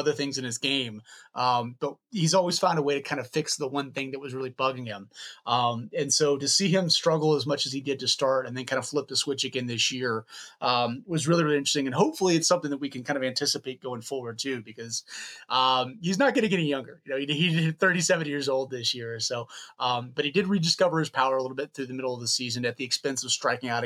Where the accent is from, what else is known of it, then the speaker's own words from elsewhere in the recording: Lexington, Kentucky, United States; I grew up in Lexington, Kentucky, just like an hour south of Cincinnati